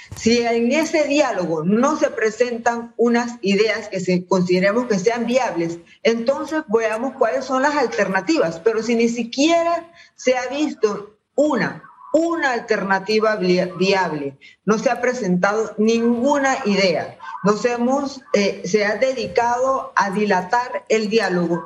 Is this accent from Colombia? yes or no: no; Panama; Todos somos panameños